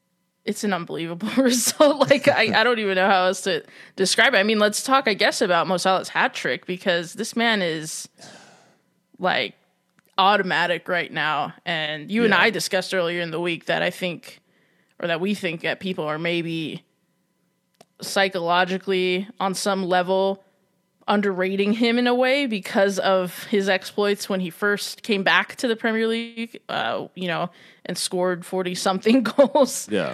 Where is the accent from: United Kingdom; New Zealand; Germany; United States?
United Kingdom; Manchester, North West England; growing up in Manchester in the 80s, right?